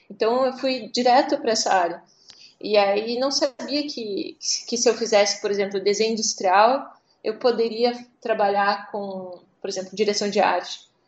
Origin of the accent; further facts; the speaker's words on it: Curitiba, Paraná, Brazil; moved away as an adult; also born or lived in São Paulo / Recife / Porto Alegre / Helsinki; primeira vez que eu saí de Curitiba foi em 2002, 2002 para São Paulo.